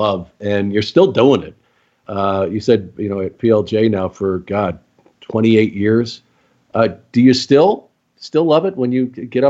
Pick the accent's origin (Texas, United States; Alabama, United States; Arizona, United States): Arizona, United States; Phoenix; I was from Phoenix forever.